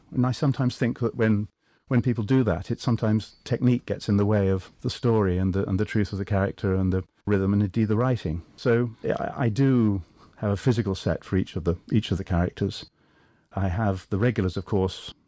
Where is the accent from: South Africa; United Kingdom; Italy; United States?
United Kingdom; England; I'm Anglo, of course, I'm English.